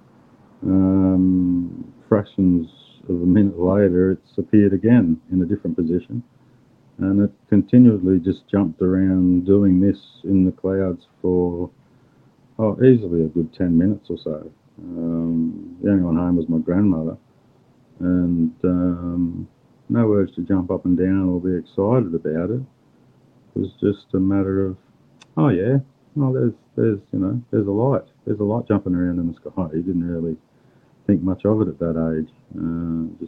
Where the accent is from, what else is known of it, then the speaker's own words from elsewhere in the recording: Queensland, Australia; We're in a Queenslander